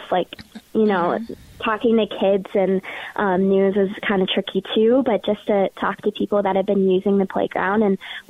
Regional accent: Richfield, Minnesota, United States; I'm from Richfield, Minnesota, so kind of born and raised in Minneapolis

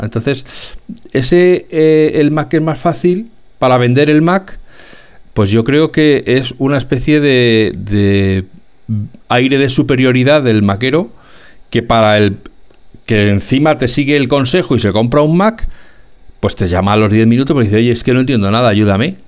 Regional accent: Spain; somos españoles

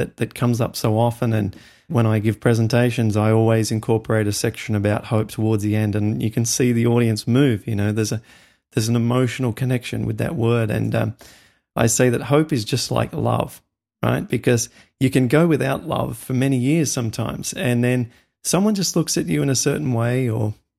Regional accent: outback past Dubbo, New South Wales, Australia; moved away as an adult; now in United States; as an Australian, we grew up with like the world's deadliest snakes, dangerous spiders

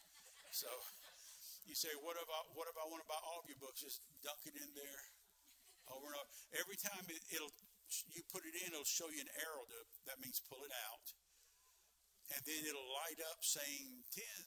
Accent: United States; I'm American

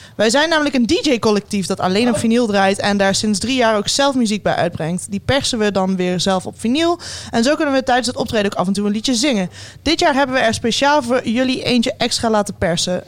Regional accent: Limburg, Netherlands; Ik als Limburger

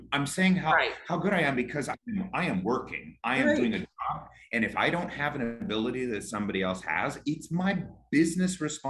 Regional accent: California, United States; I'm from California, so like.

